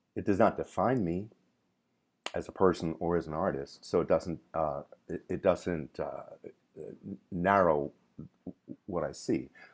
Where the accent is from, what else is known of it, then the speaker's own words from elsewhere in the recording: Camden, New Jersey, United States; also born or lived in Trinidad; growing up in Camden